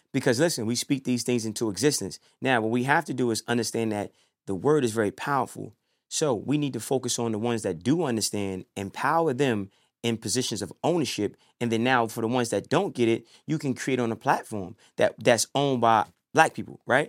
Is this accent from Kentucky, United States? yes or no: no; New York City, New York, United States; From New York. You know, I mean, I bounced back and forth growing up, you know, um, Brooklyn, Harlem